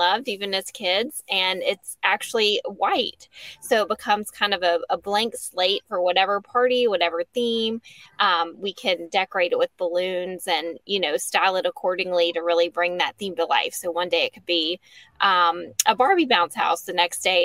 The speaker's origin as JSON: {"language": "English", "town": "Lynchburg", "region": "Virginia", "country": "United States", "also_born_or_lived": "Charlotte", "moved": "as an adult", "lives_now": "Bedford, United States", "said": "I'm from Lynchburg originally"}